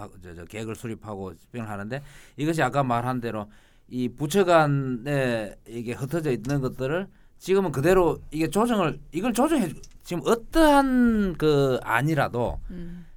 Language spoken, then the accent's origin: Korean; Gyeongsang, South Korea; 왜 내가 고향이 경상도라고 해서